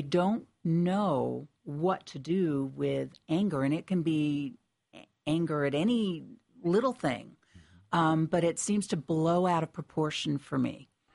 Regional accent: Connecticut, United States; I was born and raised in Connecticut

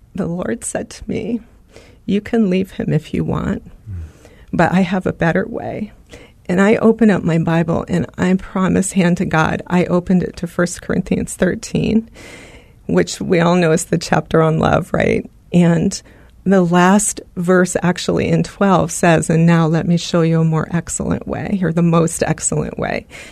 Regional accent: California, United States; moved away as an adult; also born or lived in Arizona; we're from California

